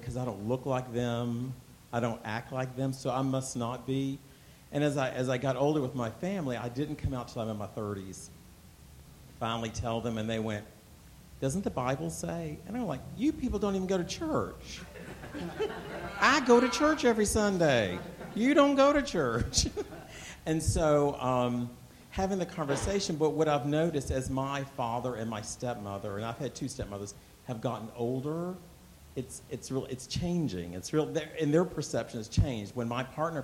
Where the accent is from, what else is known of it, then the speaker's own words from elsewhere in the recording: Lynchburg, Virginia, United States; I grew up in Lynchburg, Virginia